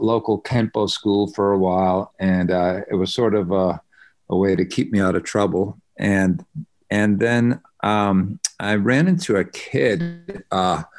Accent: Connecticut, United States; moved away as an adult; also born or lived in New York; now in Los Angeles, United States; I grew up on the East Coast. I grew up in Connecticut

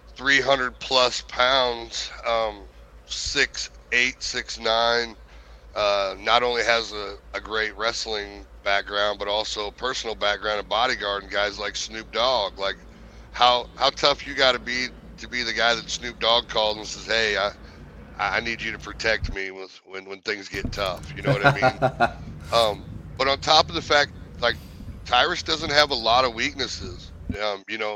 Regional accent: St. Louis, Missouri, United States; St. Louis is my hometown. That's where I grew up

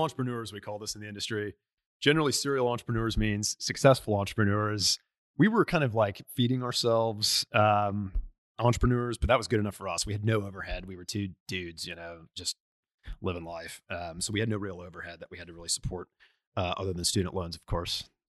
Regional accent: Tulsa, Oklahoma, United States; also born or lived in La Crosse, Wisconsin; I was born in, uh, La Crosse, Wisconsin, but, uh, grew up in Tulsa

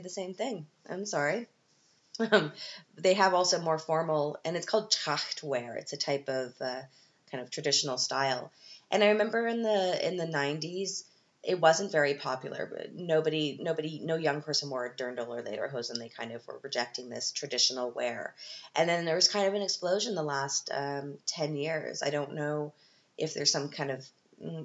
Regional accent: Canada; now in Vienna, Austria; as a Canadian

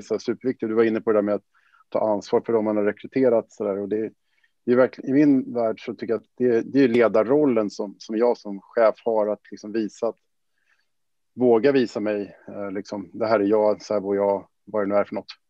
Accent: Sweden; som man som svensk

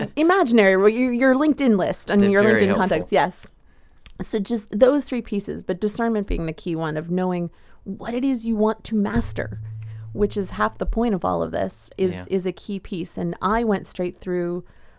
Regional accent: United States; as an American

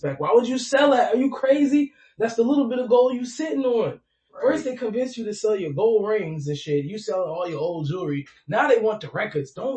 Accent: New York, United States; now in Florida, United States; I'm from Brooklyn

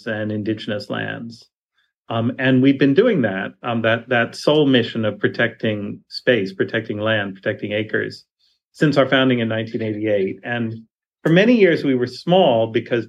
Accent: New York City, New York, United States; I grew up in New York City, not a place known for its wild nature

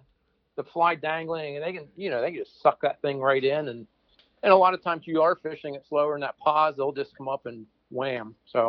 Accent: Parker, Pennsylvania, United States; I grew up near Parker on the Allegheny.

